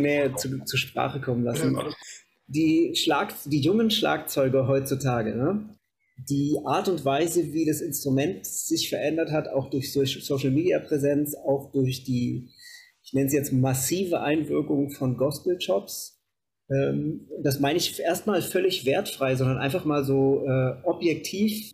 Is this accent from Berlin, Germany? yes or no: no; Kassel, Hesse, Germany; In so einem Musikhaus in Kassel, wo ich herkomme